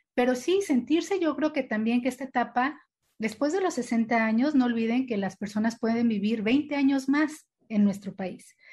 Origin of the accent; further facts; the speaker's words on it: Mexico; como mexicanos nos hemos adaptado